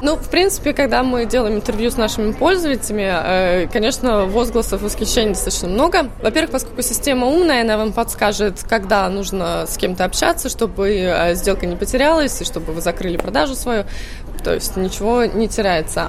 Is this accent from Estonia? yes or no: yes; Tallinn, Harju County, Estonia; moved away as an adult; also born or lived in Cambridge, England / Sweden / Berlin, Germany; я сама из Таллина, но я 4 года жила в э, Англии, в Кембридже. После этого год в Швеции